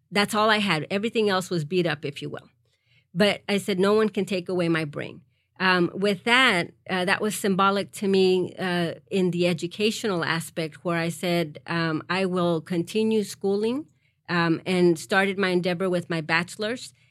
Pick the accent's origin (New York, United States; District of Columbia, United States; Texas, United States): Texas, United States; Harlingen; also born or lived in Mexico; I grew up in the Rio Grande Valley